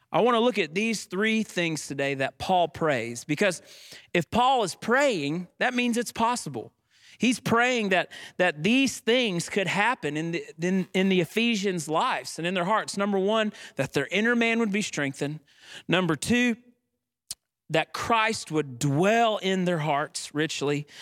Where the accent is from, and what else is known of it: United States